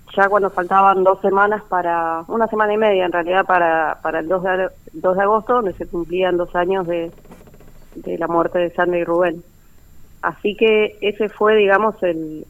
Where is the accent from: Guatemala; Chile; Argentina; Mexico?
Argentina; Trelew, Chubut; moved away as an adult; now in Buenos Aires, Argentina; yo vivo en Capital Federal, si bien soy de Trelew, hace cerca de 10 años que ya estoy desarrollando mi carrera acá